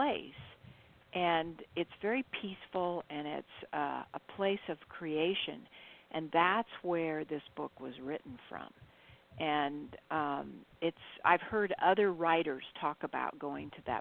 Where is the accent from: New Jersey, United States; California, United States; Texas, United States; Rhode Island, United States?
California, United States; Central; moved away as an adult; also born or lived in Fullerton, California; now in Ashland, United States; I was born in Central California